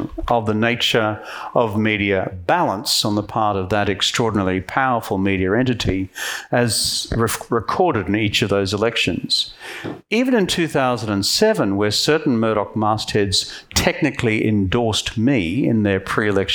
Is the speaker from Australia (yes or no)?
yes; Queensland, Australia; I'm from Queensland